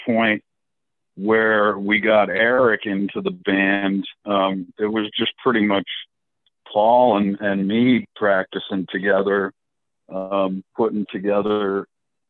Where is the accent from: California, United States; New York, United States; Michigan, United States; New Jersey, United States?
New York, United States; Buffalo; now in Florida, United States; We grew up in Buffalo, New York